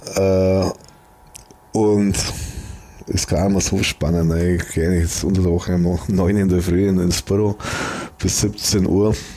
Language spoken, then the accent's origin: German; Germany; Wenn man halt immer hier in, in Deutschland wohnt, dann sieht man es immer als, als, als Deutscher